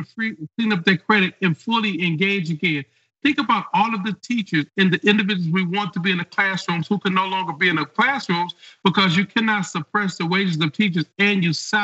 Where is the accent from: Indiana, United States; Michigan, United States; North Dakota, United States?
Michigan, United States; Detroit; I grew up in Detroit